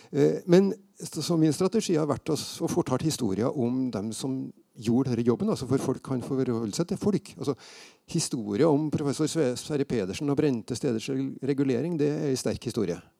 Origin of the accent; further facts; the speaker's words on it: Steinkjer, Trøndelag, Norway; moved away as an adult; jeg flytta fra Steinkjer etter å være ferdig på gymnaset